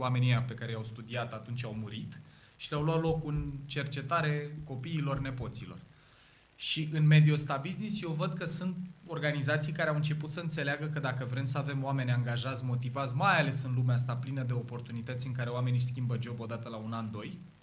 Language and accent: Romanian; Ploiești, Prahova, Romania; eu sunt ploieștean, jet de jet de aici